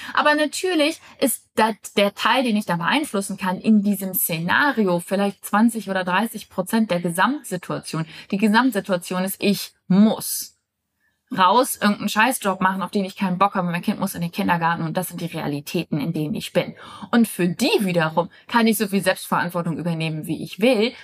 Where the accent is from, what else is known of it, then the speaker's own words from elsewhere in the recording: Germany; moved away; Ich nehme aus Deutschland auf. Ich bin momentan meine Herkunftsfamilie besuchen